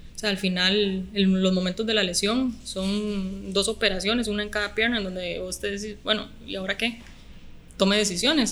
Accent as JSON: {"language": "Spanish", "town": "Guadalupe", "region": "San José", "country": "Costa Rica", "tie": "born or raised there", "also_born_or_lived": "Alajuela", "said": "yo nací en Alajuela, pero toda mi vida he vivido en Guadalupe, San José"}